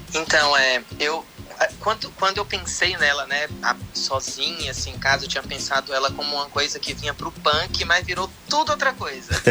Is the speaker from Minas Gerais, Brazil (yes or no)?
no; Vitória da Conquista, Bahia, Brazil; eu sou do sertão da Bahia